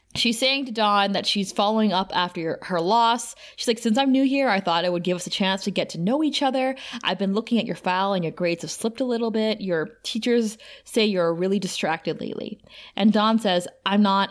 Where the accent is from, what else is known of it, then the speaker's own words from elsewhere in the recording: Thunder Bay, Ontario, Canada; moved away; Thunder Bay, my hometown